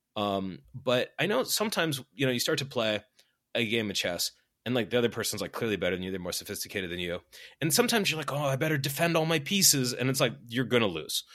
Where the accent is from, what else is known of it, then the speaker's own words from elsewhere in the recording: Boston, Massachusetts, United States; I'm from Boston